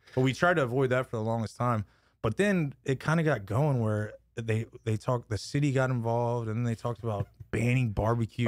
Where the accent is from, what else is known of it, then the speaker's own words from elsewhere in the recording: Lockhart, Texas, United States; moved away as an adult; now in Austin, United States; born and raised in La Carra, graduated from there